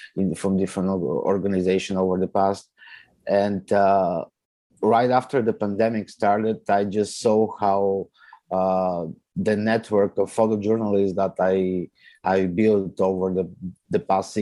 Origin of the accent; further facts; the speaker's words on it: Bulgaria; also born or lived in Italy / Toronto, Canada; now in Canada; I came to Canada back in 2014. I come from Bulgaria. I lived for my family, majority of my family live in Italy for quite a while as well. So I had a chance to live in Italy as well